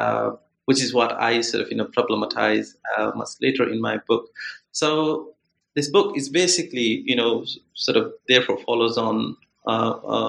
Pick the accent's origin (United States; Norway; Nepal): Nepal; Palpa district, Lumbini Province; moved away as an adult; also born or lived in Kathmandu, Nepal / Mumbai, India; now in Edinburgh, United Kingdom; I grew up in Nepal, in Palpa district